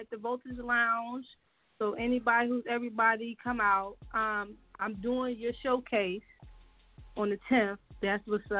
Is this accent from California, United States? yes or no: no; Philadelphia, Pennsylvania, United States; I'm calling from Philly. I'm from Philly.